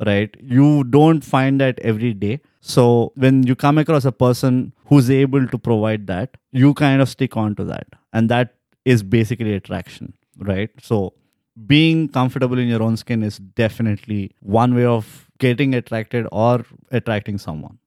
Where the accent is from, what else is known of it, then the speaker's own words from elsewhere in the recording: India; We are just Indians